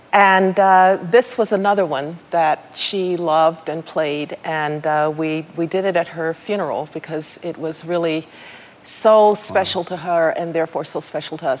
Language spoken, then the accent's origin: English; Birmingham, Alabama, United States; I grew up in Birmingham, Alabama